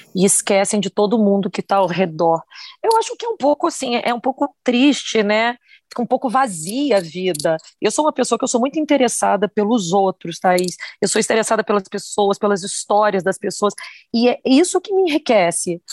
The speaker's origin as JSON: {"language": "Portuguese", "town": "Campos dos Goytacazes", "region": "Rio de Janeiro", "country": "Brazil", "tie": "born or raised there", "moved": "yes", "said": "eu vim de Campos, eu sou do estado do Rio de Janeiro, do interior do estado do Rio de Janeiro"}